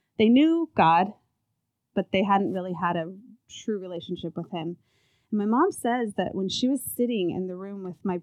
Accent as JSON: {"language": "English", "region": "California", "country": "United States", "tie": "born or raised there", "said": "I was born in California, so it was the beautiful weather"}